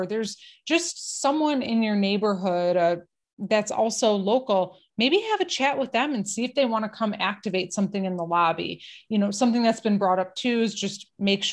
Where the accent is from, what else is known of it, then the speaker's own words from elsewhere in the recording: Detroit, Michigan, United States; I'm from Detroit